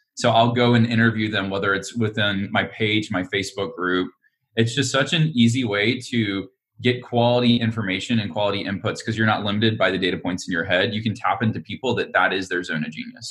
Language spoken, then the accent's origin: English; Alabama, United States; now in Austin, United States; I'm from Alabama originally